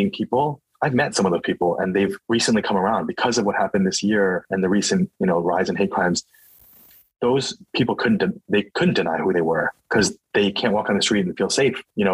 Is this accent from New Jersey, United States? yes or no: yes; New Jersey, United States; also born or lived in Queens, New York / Princeton, New Jersey; I was born in Queens, New York, so I'm an East Coast boy, and then grew up in New Jersey